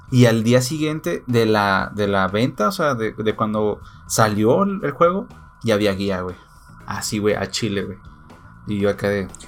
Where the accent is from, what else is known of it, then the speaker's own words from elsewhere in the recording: Mexico; como niño mexicano, pendejo, no sabía inglés